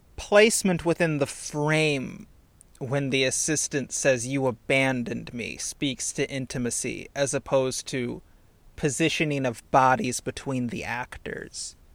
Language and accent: English; Indiana, United States; I'm from Indiana